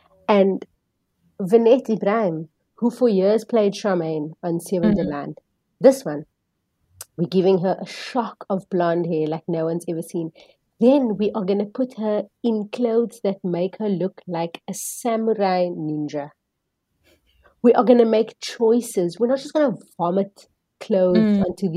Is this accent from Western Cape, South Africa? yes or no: yes; Cape Town, Western Cape, South Africa; I'm from the Cape Flats.